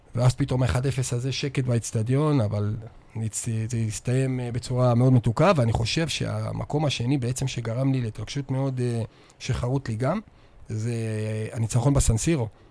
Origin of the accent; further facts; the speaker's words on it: Northern Israel, Israel; moved away as an adult; now in Beersheba, Israel; אני צפוני מדי, אז לא היה לי ספק בכלל שהייתי נשאר לגור פה כל החיים